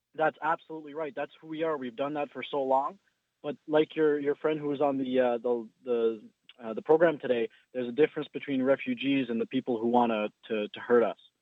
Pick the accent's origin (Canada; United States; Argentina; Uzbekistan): Canada; We're we're we're Canadian